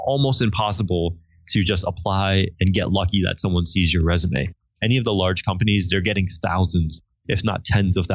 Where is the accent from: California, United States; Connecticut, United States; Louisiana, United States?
Connecticut, United States; I'm from Connecticut.